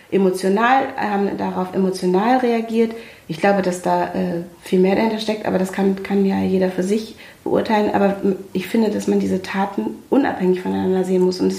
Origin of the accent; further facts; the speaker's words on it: Germany; Und ich bin Deutsche. Deutsche. Ich kann mich in meinem eigenen Land nicht frei bewegen.